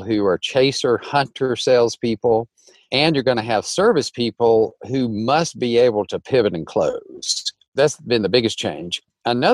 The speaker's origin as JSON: {"language": "English", "region": "North Alabama", "country": "United States", "tie": "born or raised there", "also_born_or_lived": "Nashville", "moved": "as an adult", "said": "I grew up in North Alabama, very large family"}